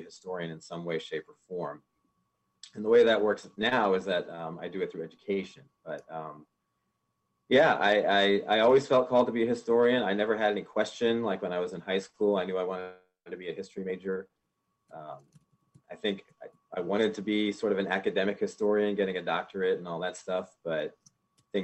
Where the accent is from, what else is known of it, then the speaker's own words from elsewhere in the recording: Richmond, Virginia, United States; also born or lived in Pittsburgh, Pennsylvania; my family moved to Richmond, or outside of Richmond, when I was about 5 or 6